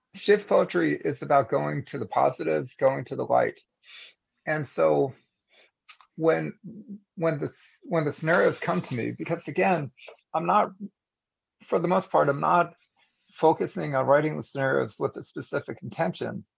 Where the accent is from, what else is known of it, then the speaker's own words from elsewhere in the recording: United States; as an American